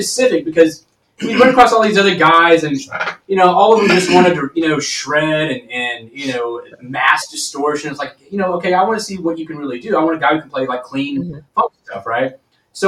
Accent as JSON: {"language": "English", "region": "Texas", "country": "United States", "moved": "yes", "lives_now": "Seattle, United States", "said": "I'm originally from Texas"}